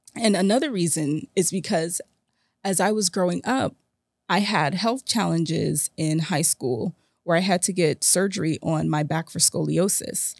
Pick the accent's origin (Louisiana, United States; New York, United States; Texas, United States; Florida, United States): Florida, United States; South; South Florida is my hometown